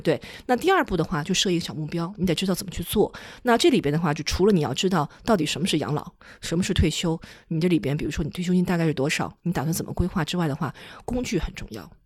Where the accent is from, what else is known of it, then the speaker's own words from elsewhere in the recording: China; 因为我们中国人是以储蓄为主的